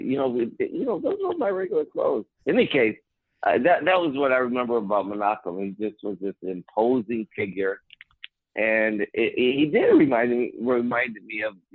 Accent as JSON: {"language": "English", "town": "Chicago", "region": "Illinois", "country": "United States", "said": "I said, I'm from Chicago."}